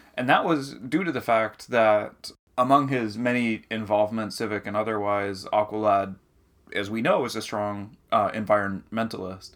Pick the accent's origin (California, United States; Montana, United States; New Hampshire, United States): New Hampshire, United States; growing up in New Hampshire